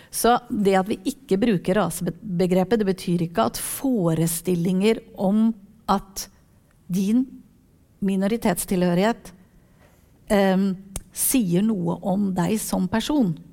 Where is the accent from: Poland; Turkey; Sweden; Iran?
Turkey; Norwegian is a second language; now in Norway; Jeg er fra Tyrkia